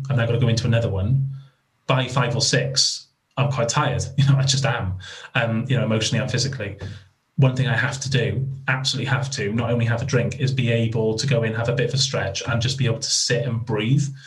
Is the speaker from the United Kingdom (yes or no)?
yes; Wales, United Kingdom; I'm Welsh